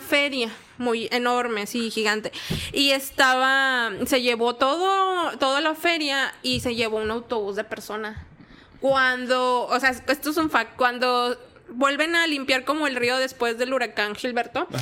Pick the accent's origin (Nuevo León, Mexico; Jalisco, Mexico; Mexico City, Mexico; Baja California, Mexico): Nuevo León, Mexico; Monterrey; yo sí soy de Monterrey, Monterrey, soy del área norponiente